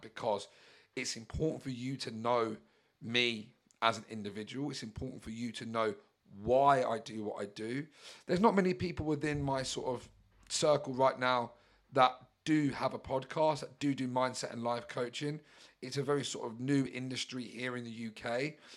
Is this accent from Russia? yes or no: no; Brighton, South East England, United Kingdom; I'm a British Yob from Brighton